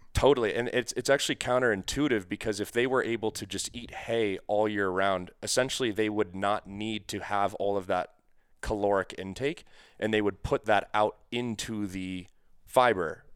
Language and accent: English; New England, United States; moved away; I'm actually from New England originally.